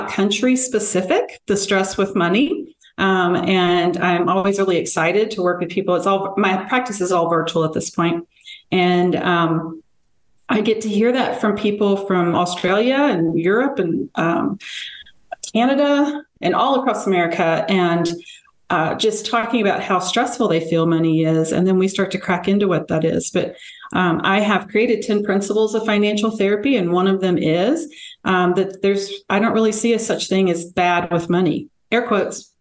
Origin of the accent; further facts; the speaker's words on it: Memphis, Tennessee, United States; now in Colorado, United States; I grew up in Memphis, so I'm sure I will drop y'all at some point